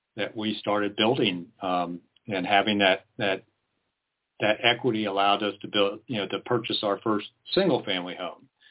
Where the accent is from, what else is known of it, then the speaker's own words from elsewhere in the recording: East Coast, United States; moved away as an adult; now in Lane County, United States; I'm originally from the East Coast. I'm a transplant.